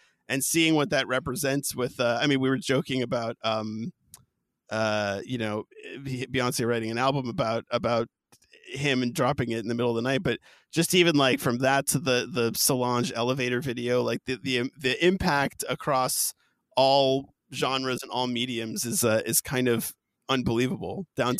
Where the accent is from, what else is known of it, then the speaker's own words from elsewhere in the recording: East Coast, United States; I'm from the East Coast. I'm 36